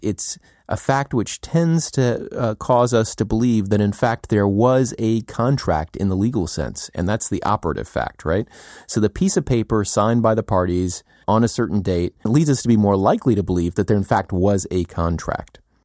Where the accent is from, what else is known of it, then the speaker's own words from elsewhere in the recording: United States; as an American